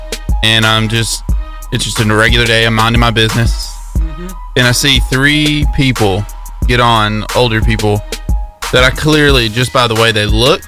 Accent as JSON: {"language": "English", "region": "Alabama", "country": "United States", "said": "I'm from Alabama."}